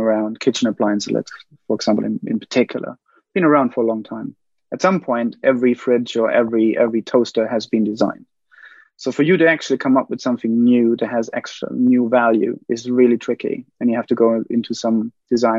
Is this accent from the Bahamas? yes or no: no; Germany; now in United Kingdom; I'm from Germany. I live in the UK.